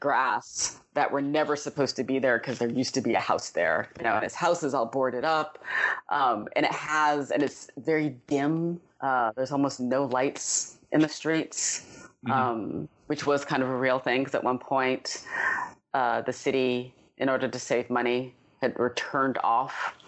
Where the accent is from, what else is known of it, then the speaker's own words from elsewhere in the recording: Detroit, Michigan, United States; I grew up in Detroit